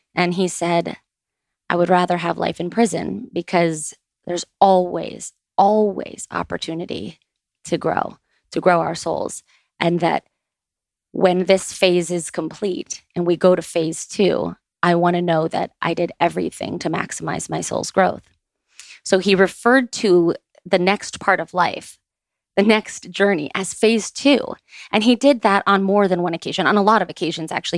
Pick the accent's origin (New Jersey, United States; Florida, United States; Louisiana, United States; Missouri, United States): Florida, United States; Boca Raton; we grew up in Boca Raton